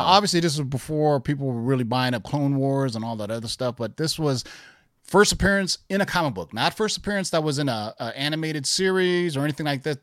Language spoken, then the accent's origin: English; Bay Area, California, United States; when I was growing up in the Bay Area in the eighties.